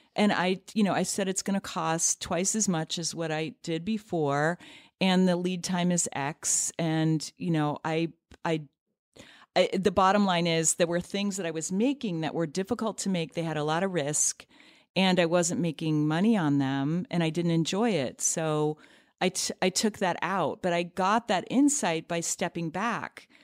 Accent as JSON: {"language": "English", "area": "near Cleveland", "region": "Ohio", "country": "United States", "tie": "born or raised there", "moved": "yes", "lives_now": "New York City, United States", "said": "where I grew up in near Cleveland, Ohio"}